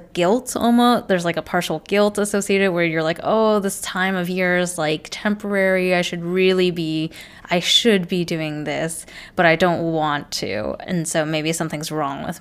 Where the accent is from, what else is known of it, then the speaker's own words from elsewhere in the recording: California, United States; also born or lived in London; I'm from California